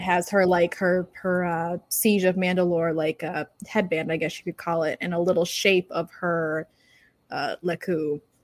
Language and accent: English; Michigan, United States; now in Florida, United States; I'm from Michigan, so I'm used to a much colder temperature